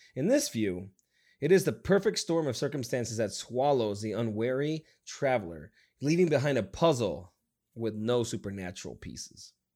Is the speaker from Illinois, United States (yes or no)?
no; Nevada, United States; moved away; I came from Nevada